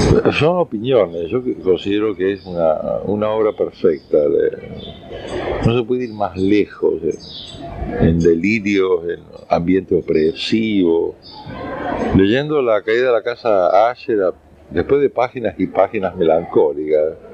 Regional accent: Unquillo, Córdoba, Argentina; also born or lived in Rosario; Eh, después ya me sacaron de ahí, me llevaron primero a Unquillo, provincia de Córdoba, y después a, ya nos quedamos con mamá

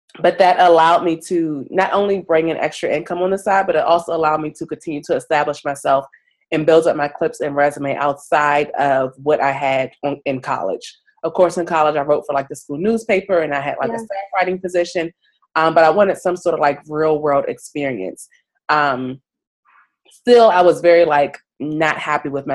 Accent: D.C. area, Maryland, United States; moved away as an adult; now in New York, United States; I'm originally from the Maryland, D.C. area. Right now, I currently live in New York

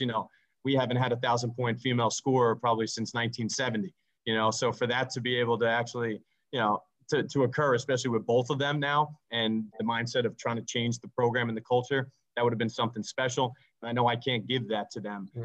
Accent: New York City, New York, United States; I grew up in Staten Island

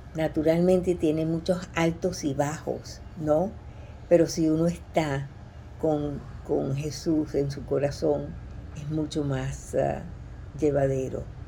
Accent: Caracas, Capital District, Venezuela; also born or lived in Tarrytown, New York; now in Coral Gables, United States; soy venezolana de Caracas

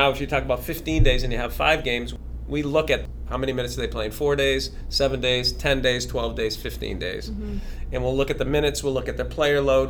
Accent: Massachusetts, United States; I grew up in Massachusetts.

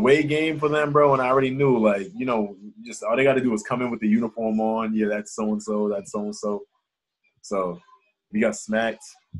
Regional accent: Boston, Massachusetts, United States; also born or lived in Santa Barbara, California; I grew up in Charlestown as a kid. So I went back to Charlestown.

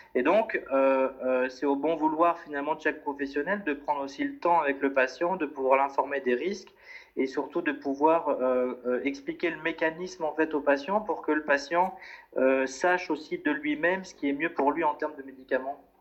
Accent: France; moved away as an adult; now in Brussels, Belgium; je viens de France et puis je me suis installé depuis 5 euh, ans maintenant à Bruxelles

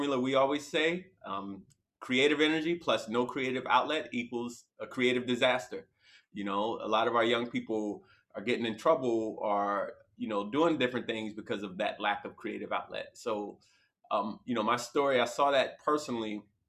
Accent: New Jersey, United States; moved away as an adult; also born or lived in Alabama; now in California, United States; born and raised in Jersey, you know, that's home, that's the old country, first 21 years of my life

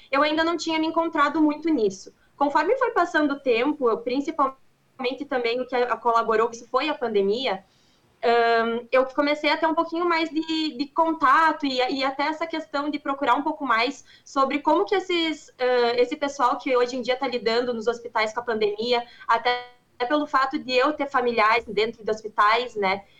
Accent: Passo Fundo, Rio Grande do Sul, Brazil; eu sou aqui de Passo Fundo, uh, é bem pertinho de, de Marau

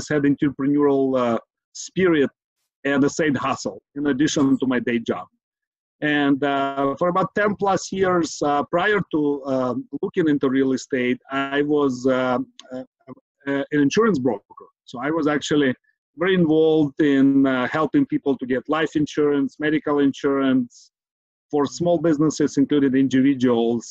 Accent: Kyiv, Ukraine; now in San Francisco Bay Area, United States; born and raised in Kyiv, Ukraine, immigrated to United States, San Francisco, Bay Area, 20 plus years ago

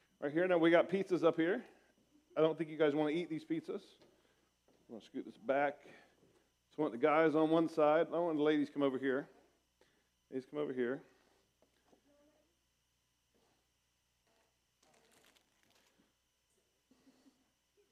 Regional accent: Portsmouth, Ohio, United States; moved away as an adult; now in Springfield, United States; I came home from Bible college in my hometown of Portsmouth, Ohio

